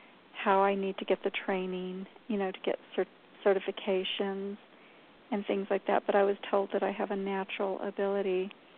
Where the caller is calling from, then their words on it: New Mexico, United States; I'm in New Mexico.